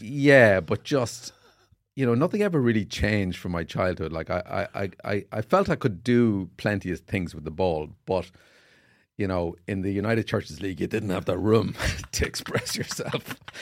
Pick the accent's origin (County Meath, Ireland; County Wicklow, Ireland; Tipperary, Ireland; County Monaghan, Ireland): County Monaghan, Ireland; Carrickmacross; I played on the street in Carrickmacross in my hometown.